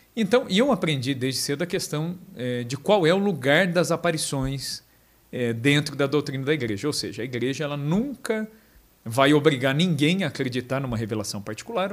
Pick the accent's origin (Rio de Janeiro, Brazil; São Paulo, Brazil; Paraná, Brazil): São Paulo, Brazil; São João da Boa Vista; eu sou de São João da Boa Vista, interior de São